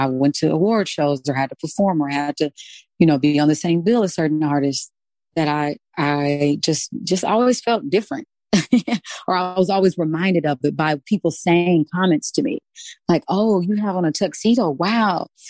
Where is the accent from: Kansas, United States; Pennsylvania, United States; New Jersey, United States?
Kansas, United States; I'm from Kansas, The Wizard of Oz